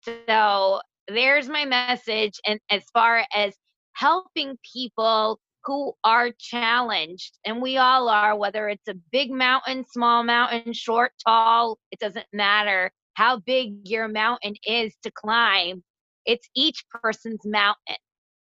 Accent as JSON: {"language": "English", "region": "Connecticut", "country": "United States", "tie": "born or raised there", "said": "I was born and raised in Connecticut."}